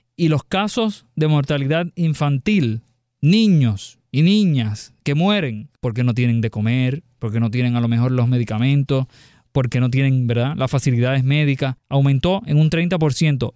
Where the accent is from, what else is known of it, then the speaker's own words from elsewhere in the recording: Puerto Rico; como decimos acá en, Puerto Rico